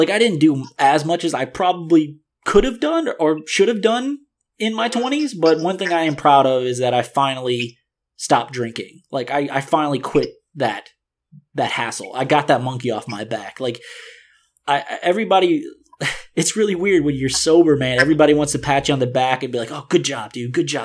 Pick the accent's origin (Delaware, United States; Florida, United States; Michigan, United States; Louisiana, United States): Louisiana, United States; New Orleans; moved away; I'm from New Orleans, so I'm used to that atmosphere